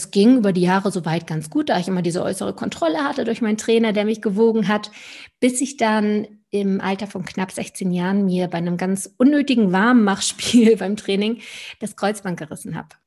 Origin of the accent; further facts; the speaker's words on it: Lübeck, Schleswig-Holstein, Germany; also born or lived in Stuttgart; Also bin ich einmal vom ganz aus dem Norden, wo ich herkomme, von der Ostsee aus Lübeck komme ich